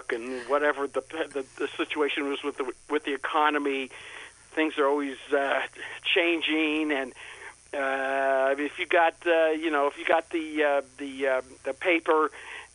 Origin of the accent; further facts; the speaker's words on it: St. Louis, Missouri, United States; I'm from St. Louis. I'm here in St. Louis right now